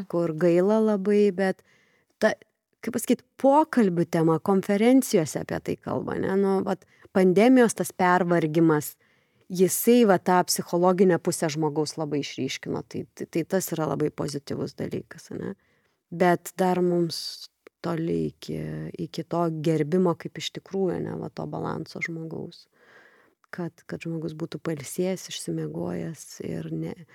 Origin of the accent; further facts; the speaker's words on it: Lithuania; mes lietuviai tokie